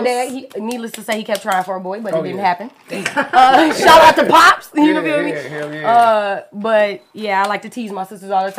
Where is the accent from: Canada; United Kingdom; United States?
United States; Detroit, Michigan; So, I'm from Detroit. I lived in Detroit my entire life, but I went to suburban schools, yeah, Westside, but we actually lived on the east side.